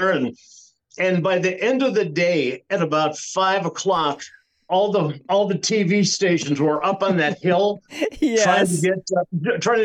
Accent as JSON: {"language": "English", "town": "Cleveland", "region": "Ohio", "country": "United States", "tie": "born or raised there", "said": "I grew up in Cleveland"}